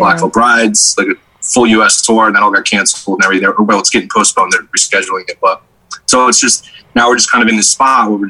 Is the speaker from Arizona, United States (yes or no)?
yes; Phoenix, Arizona, United States; now in New York, United States; I'm from Arizona